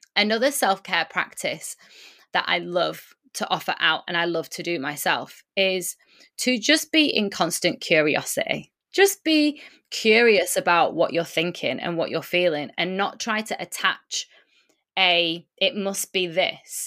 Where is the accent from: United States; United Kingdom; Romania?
United Kingdom; also born or lived in Lisbon; My mum and my dad born in Poland, but I was born in the U K, which is where I currently am